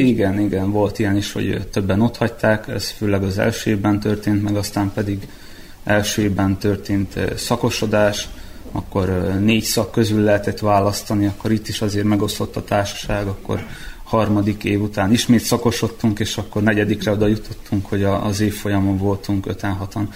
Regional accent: Srbobran, Vojvodina, Serbia; moved away as an adult; now in Novi Sad, Serbia; itt-itt nőttem fel Szent Tamáson

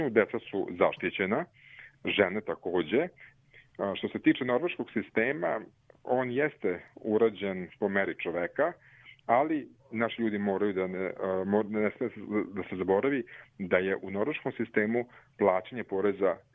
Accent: Serbia; also born or lived in Stavanger, Norway; now in Norway

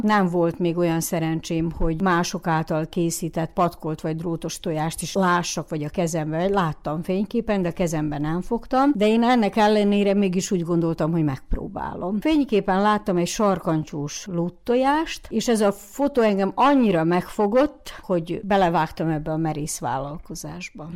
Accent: Muzhiievo, Zakarpattia Oblast, Ukraine; maradjunk a muzsiai területünkön, szülőfalunkba

